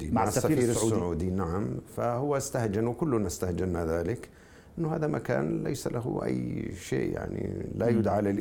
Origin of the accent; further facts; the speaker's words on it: Jordan; لانني انا اردني تشاكس